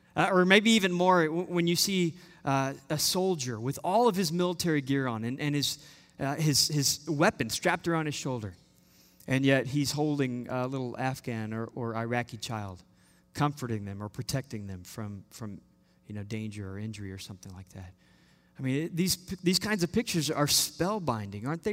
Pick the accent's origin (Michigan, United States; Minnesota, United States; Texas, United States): Texas, United States; Austin; we're from Austin, Texas.